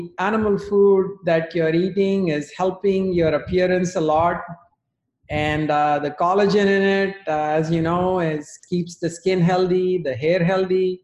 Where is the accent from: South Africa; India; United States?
India; moved away; I grew up in India